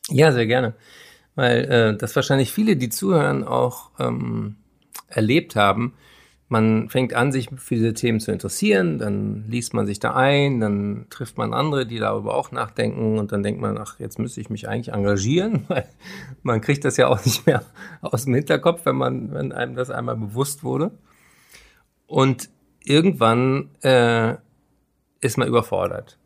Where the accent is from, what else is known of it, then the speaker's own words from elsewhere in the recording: Berlin, Germany; Berlin, meine Heimatstadt